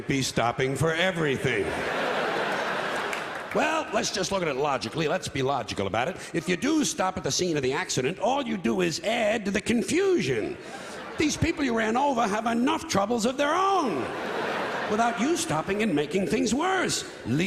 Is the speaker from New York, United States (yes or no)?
yes; New York City, New York, United States; I was born on this island, Manhattan Island, therefore I was born in New York City, New York County, and New York State.